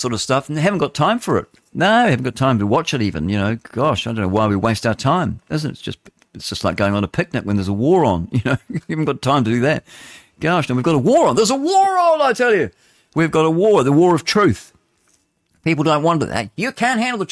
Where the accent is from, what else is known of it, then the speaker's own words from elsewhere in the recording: England, United Kingdom; now in New Zealand; I'm bloody English. That's what I am. I'm English, and I don't pronounce my vowels like